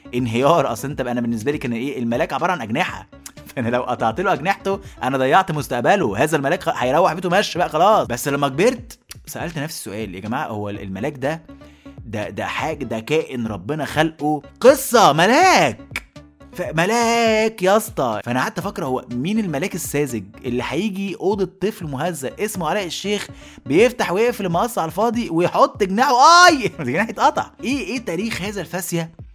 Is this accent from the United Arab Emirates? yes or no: no; Egypt; اتخلقت في بيوتنا كمصريين وكعرب